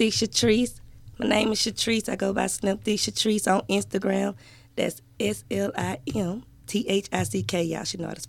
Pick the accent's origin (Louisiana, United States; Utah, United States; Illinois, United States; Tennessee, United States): Tennessee, United States; Chattanooga; I'm from Chattanooga